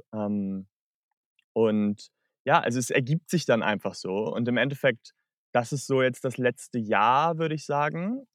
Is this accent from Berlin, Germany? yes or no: no; Hamburg, Germany; moved away as an adult; now in Australia; Ich komme aus der Nähe von Hamburg ursprünglich